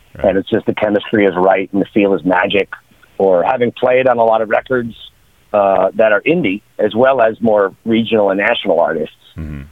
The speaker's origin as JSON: {"language": "English", "region": "New York", "country": "United States", "tie": "born or raised there", "also_born_or_lived": "Seattle", "moved": "as an adult", "lives_now": "Los Angeles, United States", "said": "I grew up in New York, when I finished college, I moved to Seattle, and I was there for about five, six years, and then I moved to LA, and I've been in LA ever since"}